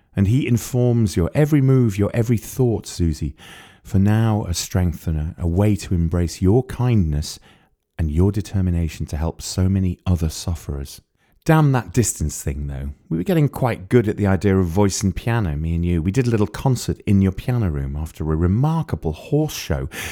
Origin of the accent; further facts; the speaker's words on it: Wales, United Kingdom; moved away; I grew up near there. I grew up in Wales.